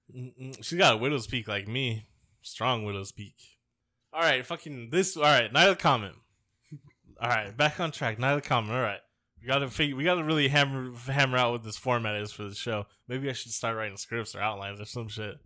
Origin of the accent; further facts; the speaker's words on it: Tampa, Florida, United States; I grew up in Tampa